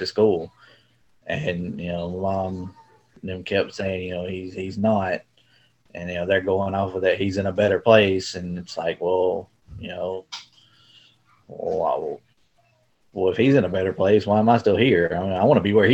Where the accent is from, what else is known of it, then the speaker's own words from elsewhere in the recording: Camden, Arkansas, United States; also born or lived in El Dorado, Arkansas / Jonesboro, Arkansas; I was born in El Dorado, Arkansas. Grew up in Camden, about 30 minutes away